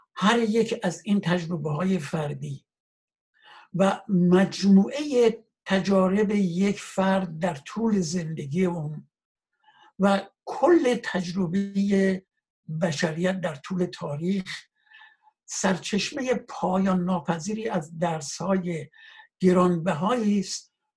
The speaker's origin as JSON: {"language": "Persian", "country": "Iran", "moved": "as an adult", "said": "من کشورم رو وطنم رو به دلیل شرایط ناامنی که وجود داشت"}